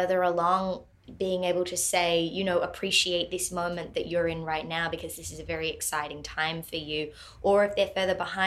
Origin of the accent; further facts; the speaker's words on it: Australia; now in Los Angeles, United States; being an Australian over